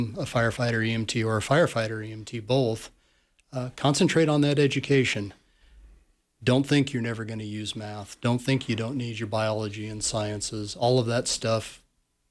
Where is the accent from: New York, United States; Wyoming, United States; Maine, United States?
Wyoming, United States; Sheridan; also born or lived in South Dakota; I actually grew up in Sheridan, Wyoming, class of 1988, Sheridan Bronc